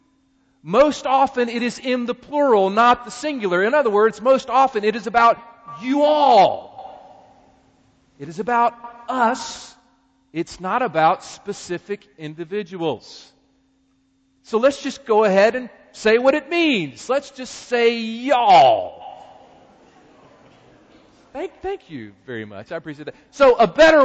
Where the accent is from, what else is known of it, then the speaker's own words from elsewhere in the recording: North Carolina, United States; accent: Southern; moved away as an adult; also born or lived in Philadelphia; all of my life growing up in North Carolina, I never knew that I had a Southern accent